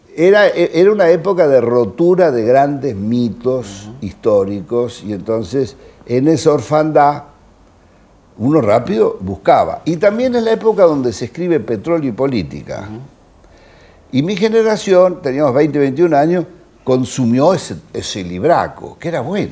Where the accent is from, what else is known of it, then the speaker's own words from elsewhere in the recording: Olivos, Buenos Aires Province, Argentina; Mi padre un médico, nacimos en Olivos